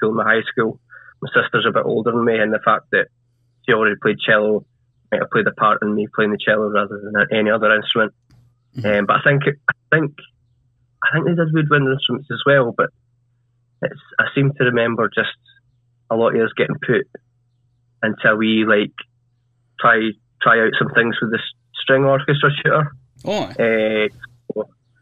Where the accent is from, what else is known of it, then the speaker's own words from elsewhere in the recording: Kirkcaldy, Scotland, United Kingdom; also born or lived in Dumfries; now in Dunfermline, United Kingdom; So I've kind of grown up in Kirkcaldy. Just went to school in Kirkcaldy, stayed there most of my life, moved to Dunfermline a few years ago now